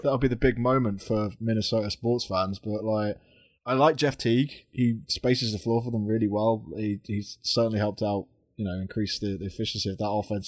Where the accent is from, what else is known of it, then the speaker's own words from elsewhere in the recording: United Kingdom; we're British